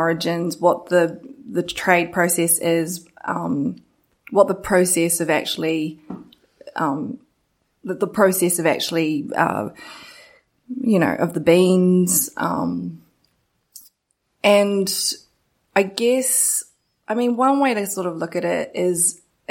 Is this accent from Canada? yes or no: no; New Zealand; I'm from New Zealand